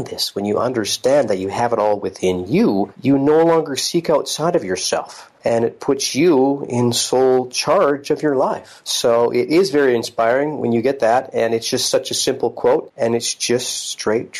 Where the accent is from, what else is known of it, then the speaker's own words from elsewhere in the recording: Salmon Arm, British Columbia, Canada; moved away as an adult; also born or lived in California; now in North Vancouver, Canada; I'm from the interior British Columbia, and my partner is Annie, who I also, we grew up in Salmon Arm together